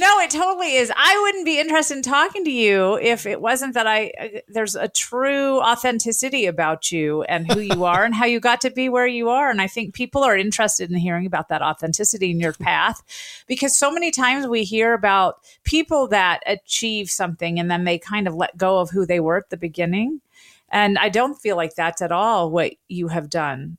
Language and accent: English; the South, United States; moved away as an adult; also born or lived in Washington, D.C.; I grew up in the South